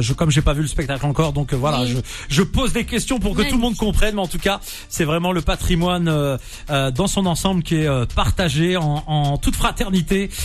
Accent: Nantes, Pays de la Loire, France; je suis nantais

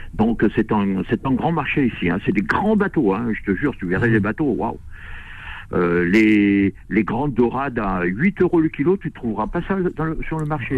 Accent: Réunion; moi je suis de La Réunion

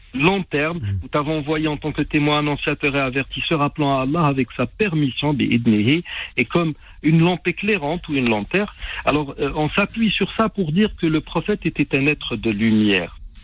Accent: Algeria; chez nous en Algérie

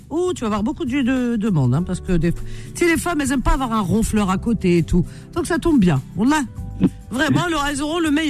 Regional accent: Rouen, Normandy, France; je suis de Rouen, 73, ah, Normandie.

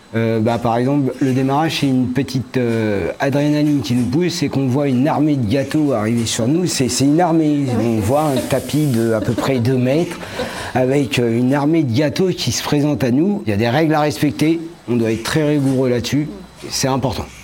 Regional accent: Paris region, Île-de-France, France; moved away as an adult; now in Morbihan, France

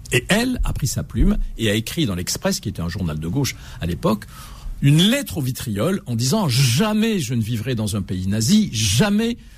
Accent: Algiers, Algiers Province, Algeria; Oui, c'est ma ville, c'est ma ville. Je la connais, euh, je la connais comme ma poche. Euh, je connais son histoire, je connais tous ses quartiers, de la Casbah à Usende, de Usende au Telemli, à Kouba

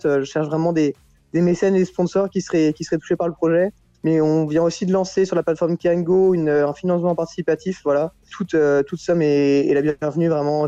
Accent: Plabennec, Brittany, France; moi je suis breton, je suis bretonnant

